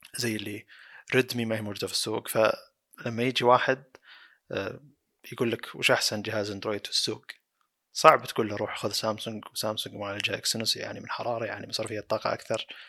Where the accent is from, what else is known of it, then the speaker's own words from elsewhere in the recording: Saudi Arabia; عندنا بالسعودية